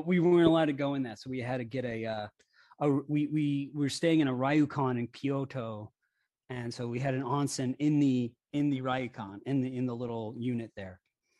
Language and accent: English; Hawaii, United States; When I was a kid, I grew up in Hawaii.